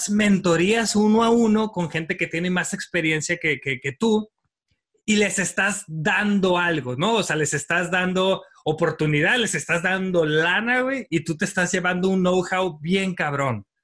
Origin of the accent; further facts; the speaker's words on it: Mexico; siempre estoy viendo gente que tiene un talento increíble que como mexicanos podemos aprender.